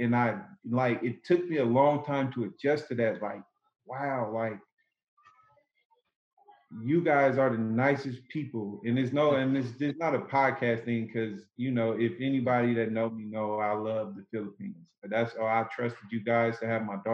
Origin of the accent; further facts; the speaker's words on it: Oakland, California, United States; I come from Oakland, in Oakland, California. If you know, Oakland is a really rough, tough place to grow up